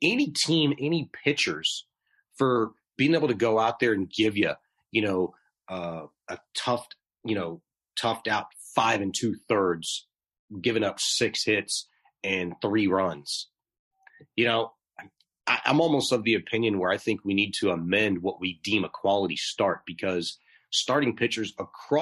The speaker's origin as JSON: {"language": "English", "town": "Houston", "region": "Texas", "country": "United States", "said": "We're from Houston, Texas"}